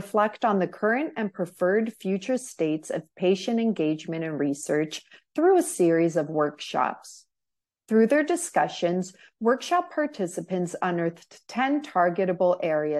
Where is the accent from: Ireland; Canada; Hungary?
Canada; I'm a Canadian patient-oriented researcher.